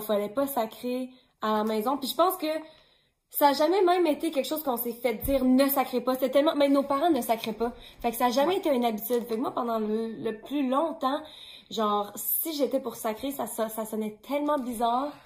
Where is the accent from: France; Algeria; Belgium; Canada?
Canada; Quebec City, Quebec; now in Montreal, Canada; je viens de Québec